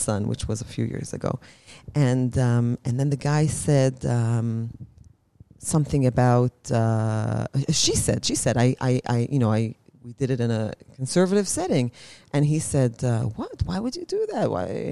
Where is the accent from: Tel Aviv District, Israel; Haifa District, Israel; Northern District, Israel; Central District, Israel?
Central District, Israel; Ra'anana; moved away as an adult; now in Jerusalem, Israel; I grew up in Ra'anana, which is very, very homogenous